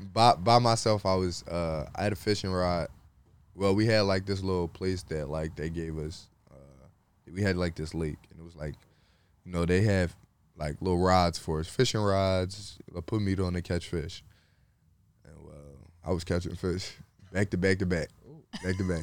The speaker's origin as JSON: {"language": "English", "town": "Philadelphia", "region": "Pennsylvania", "country": "United States", "said": "I was from Philly"}